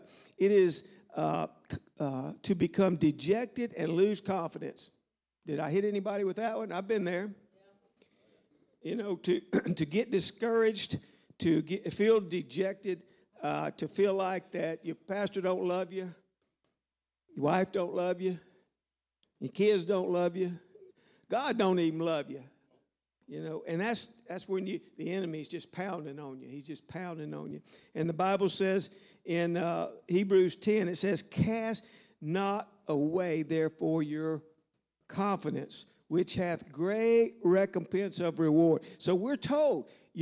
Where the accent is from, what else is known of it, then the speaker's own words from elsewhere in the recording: Louisiana, United States; moved away; I'm from Louisiana